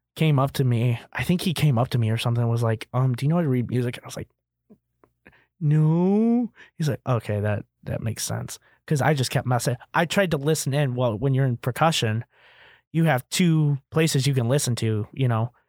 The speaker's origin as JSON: {"language": "English", "town": "Kankakee", "region": "Illinois", "country": "United States", "tie": "born or raised there"}